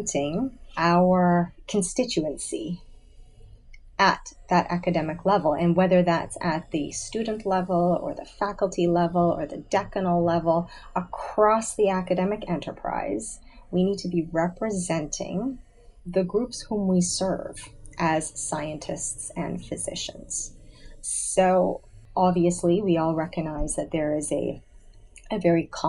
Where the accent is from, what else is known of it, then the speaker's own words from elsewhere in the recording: suburban Greater Toronto Area, Ontario, Canada; moved away as an adult; also born or lived in Auburn, Alabama, United States; I grew up in suburban GTA. It was very homogeneous